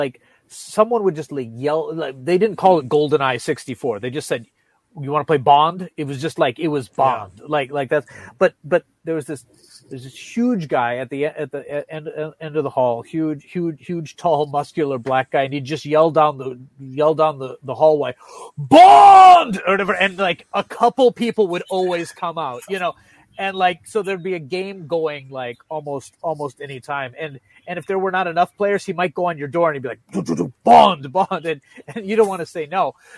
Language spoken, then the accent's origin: English; Wisconsin, United States; We're from Wisconsin, so maybe even